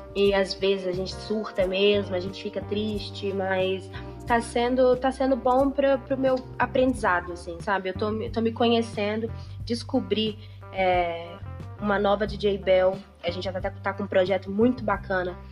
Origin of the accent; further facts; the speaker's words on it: Minas Gerais, Brazil; also born or lived in São Paulo; sou de, de Minas Gerais